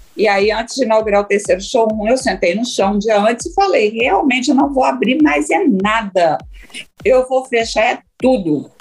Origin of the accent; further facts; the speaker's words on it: Cachoeiro de Itapemirim, Espírito Santo, Brazil; moved away; also born or lived in Rio de Janeiro; Cachoeiro, que é minha cidade, onde eu nasci, Cachoeiro da Pinheirim